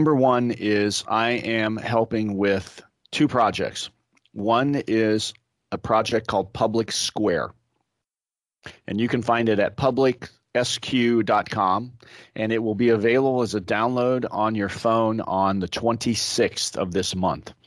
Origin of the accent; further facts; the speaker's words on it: Indiana, United States; now in Orange County, United States; town squares like I grew up with in Indiana